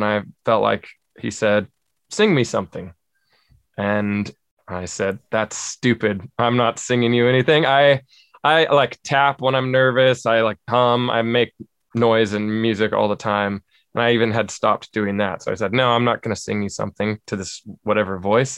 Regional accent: Southern California, United States; moved away as an adult; now in Spring Hill, United States; I was born and raised in Southern California, raised in church my whole life

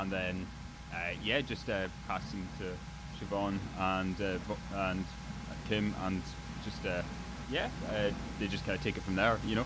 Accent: Outer Hebrides, Scotland, United Kingdom; moved away; I'm originally from the Outer Hebrides

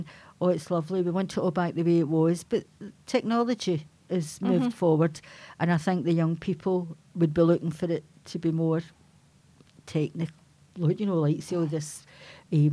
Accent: Glasgow, Scotland, United Kingdom; I was brought up in the Godbulls

